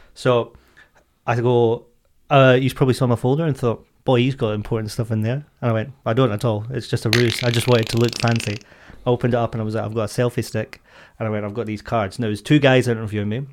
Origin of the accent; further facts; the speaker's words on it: Scotland, United Kingdom; I am Scottish